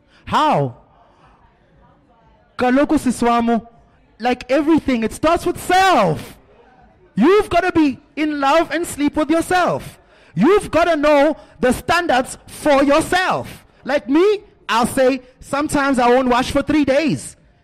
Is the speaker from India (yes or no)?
no; South Africa; Because as a South African man, I'm telling you now, I'm probably one of the few that's willing to try.